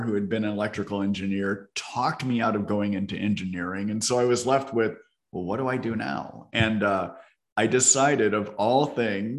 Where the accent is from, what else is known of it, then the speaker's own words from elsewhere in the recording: Fort Wayne, Indiana, United States; now in Seattle, United States; I grew up in Northern Indiana, actually in Fort Wayne, Indiana